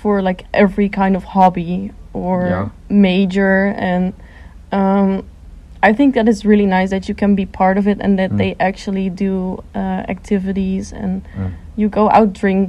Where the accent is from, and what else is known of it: Netherlands; moved away as an adult; now in Seoul, South Korea